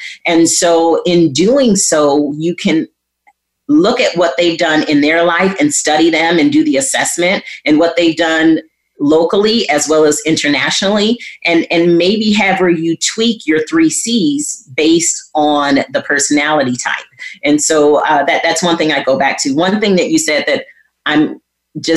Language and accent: English; Flint, Michigan, United States; growing up in Flint, Michigan